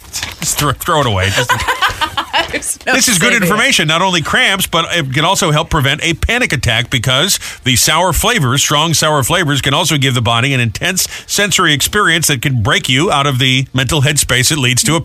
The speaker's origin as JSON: {"language": "English", "region": "Rhode Island", "country": "United States", "tie": "born or raised there", "moved": "yes", "said": "my home state, Rhode Island."}